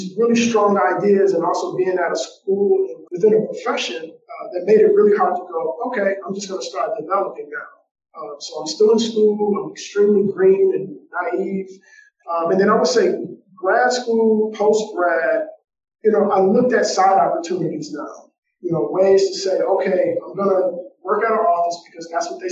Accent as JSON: {"language": "English", "region": "Michigan", "country": "United States", "also_born_or_lived": "Atlanta area", "said": "I'm from Michigan"}